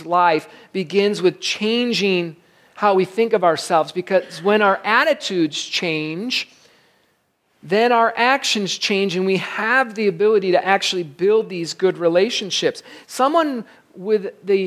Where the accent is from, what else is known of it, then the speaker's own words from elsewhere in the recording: Michigan, United States; I grew up in Michigan, right on the beach